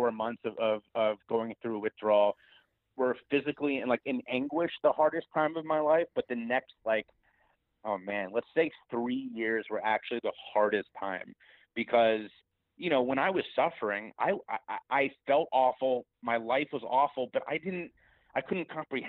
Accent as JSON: {"language": "English", "town": "Cincinnati", "region": "Ohio", "country": "United States", "tie": "born or raised there", "said": "my hometown of Cincinnati, Ohio"}